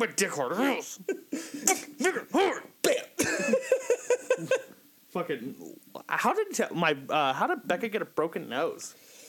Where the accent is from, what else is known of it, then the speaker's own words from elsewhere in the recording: Kentucky, United States; I am from Kentucky.